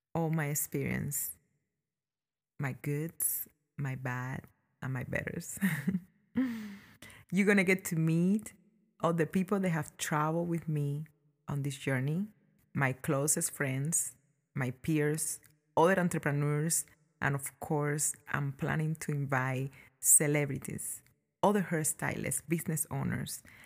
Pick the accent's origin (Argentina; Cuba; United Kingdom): Cuba; born or raised there; now in United States